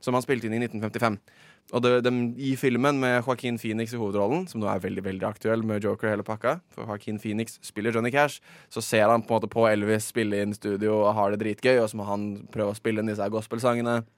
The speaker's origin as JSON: {"language": "Norwegian", "region": "Oslo", "country": "Norway", "said": "jeg er fra Oslo"}